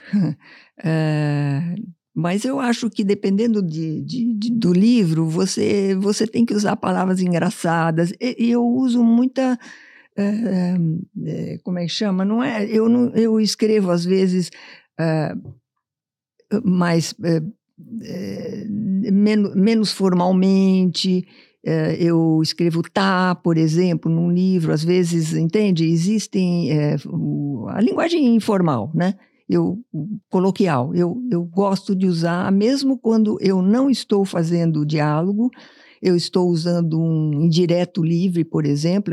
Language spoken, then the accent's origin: Portuguese; São Paulo, Brazil; Essa foi minha infância há muito tempo atrás em São Paulo